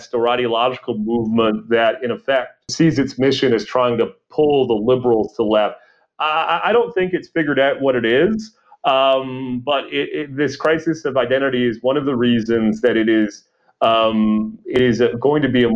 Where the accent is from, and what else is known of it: Canada